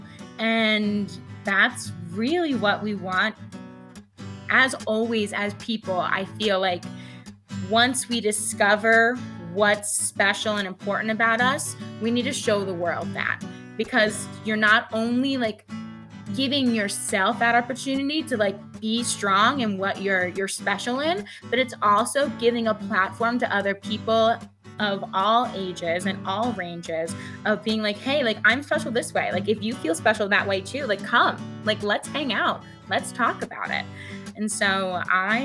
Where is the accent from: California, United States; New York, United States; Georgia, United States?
New York, United States; Long Island; moved away as an adult; now in Vermont, United States; I'm originally from Long Island, New York.